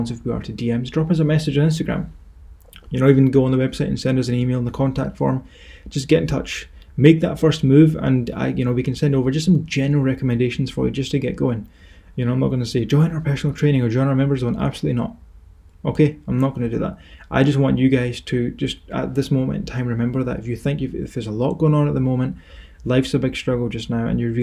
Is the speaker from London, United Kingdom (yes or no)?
no; Scotland, United Kingdom; accent: Scottish; my Scottish accent